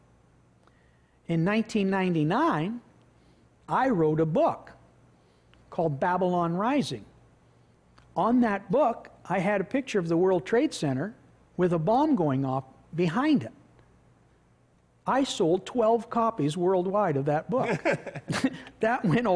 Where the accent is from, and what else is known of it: Canada